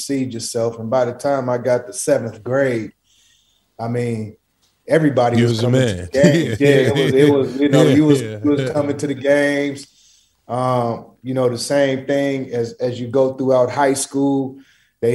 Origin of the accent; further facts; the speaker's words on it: Portland, Oregon, United States; I'm not from Cali. I'm from Portland, Oregon.